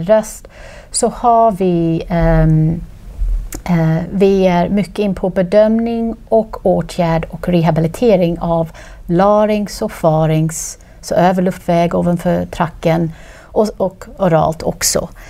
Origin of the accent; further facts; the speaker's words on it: Australia; Swedish is a second language; moved away as an adult; also born or lived in Queensland; now in Sweden; Ja, så jag är född och uppväxt i Australien